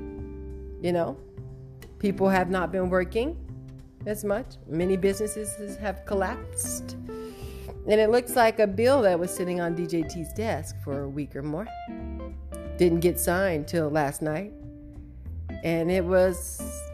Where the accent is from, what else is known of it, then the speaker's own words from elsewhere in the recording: United States; as an American